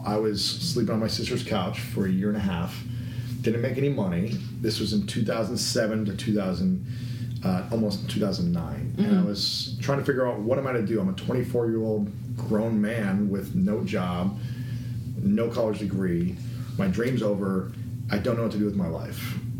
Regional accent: Delaware, Ohio, United States; Small town, Delaware, Ohio.

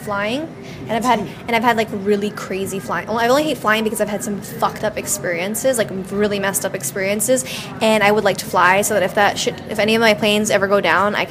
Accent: New York City, New York, United States; also born or lived in Staten Island; I'm from New York City. I was born in Brooklyn.

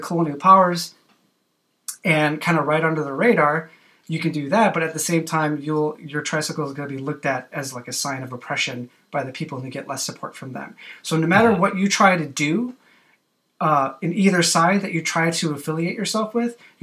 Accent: United States

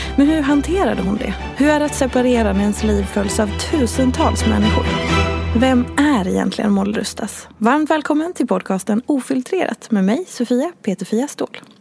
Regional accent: Dalarna County, Sweden; du är ju precis som jag från Dalarna

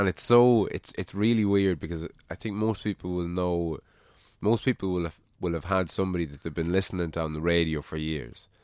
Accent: Ireland; I think we're losing our Irishness

